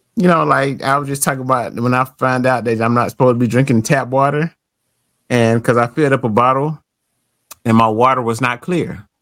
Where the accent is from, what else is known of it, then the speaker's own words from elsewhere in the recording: United States; I'm American